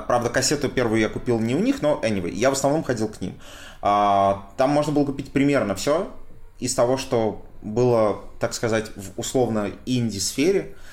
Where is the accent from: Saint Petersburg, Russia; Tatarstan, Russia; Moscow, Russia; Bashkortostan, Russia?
Saint Petersburg, Russia; also born or lived in Ivanovo; я все-таки вырос большей часть в Петербурге